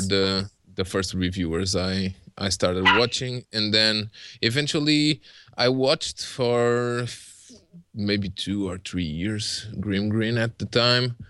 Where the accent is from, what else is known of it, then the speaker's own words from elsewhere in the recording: Portugal; English is a second language; I'm Portuguese